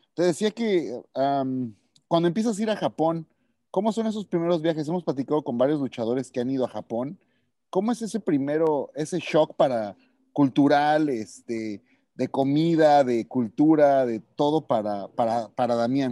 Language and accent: Spanish; United States; Soy, Mexican American